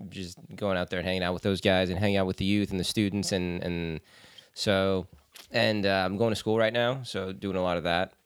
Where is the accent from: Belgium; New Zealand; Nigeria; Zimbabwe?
Belgium; I was born in Belgium